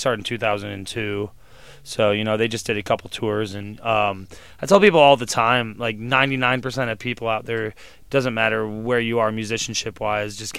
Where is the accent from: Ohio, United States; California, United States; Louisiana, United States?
Ohio, United States; Cleveland; moved away as an adult; now in Chicago, United States; So my first 21 years were in Cleveland, Ohio, so it's about growing up in Cleveland during those tumultuous years